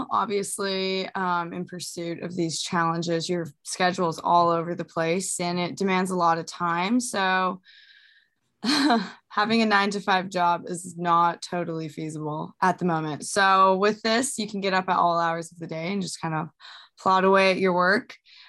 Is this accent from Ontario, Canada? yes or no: no; British Columbia, Canada; I grew up kind of in the Vancouver Island area, moved around a ton. I'm currently based out in Alberta